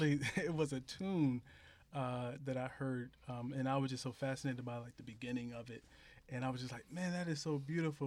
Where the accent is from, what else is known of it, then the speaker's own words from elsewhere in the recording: Philadelphia, Pennsylvania, United States; I'm from Philadelphia